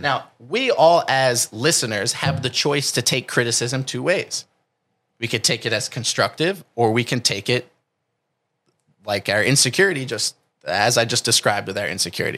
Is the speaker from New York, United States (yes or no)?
no; New Jersey, United States; now in California, United States; I come from New Jersey, which might be different than where I live now in California.